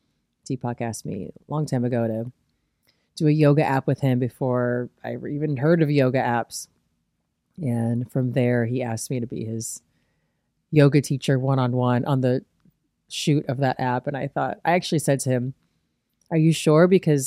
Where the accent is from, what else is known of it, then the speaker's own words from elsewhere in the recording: Midwest, United States; And I guess I'm just like from the Midwest, so I'm never going to try to impress somebody with my knowledge.